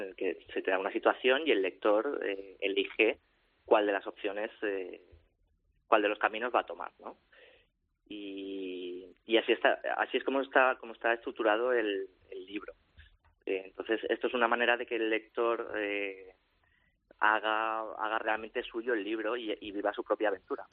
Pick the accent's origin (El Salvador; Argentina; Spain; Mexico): Spain; Valencia, Valencian Community; moved away as an adult; also born or lived in Madrid; nosotros somos de Valencia y vivíamos entonces en Madrid